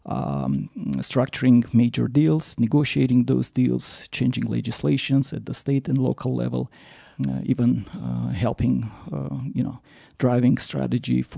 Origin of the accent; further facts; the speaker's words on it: Yerevan, Armenia; moved away as an adult; also born or lived in Moscow / Stanford; I'm originally from Armenia, from Yerevan, was born, raised, attended physics math school